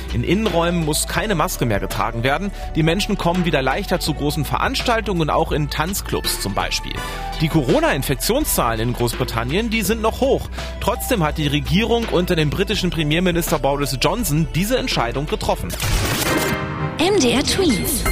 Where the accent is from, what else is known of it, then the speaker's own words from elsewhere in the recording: Germany; Bei uns in Deutschland